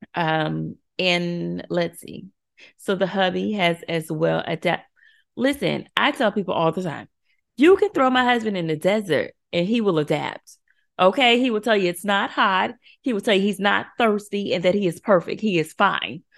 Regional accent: Florida, United States; moved away as an adult; now in Chicago, United States; I'm from Florida. We are from Florida. We are true Floridians.

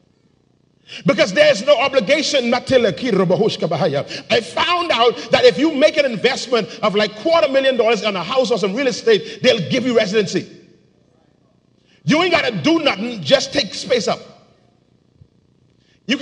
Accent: Bahamas

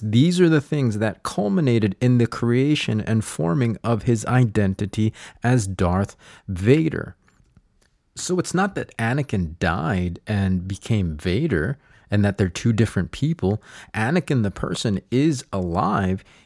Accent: United States; I am Filipino. I am American.

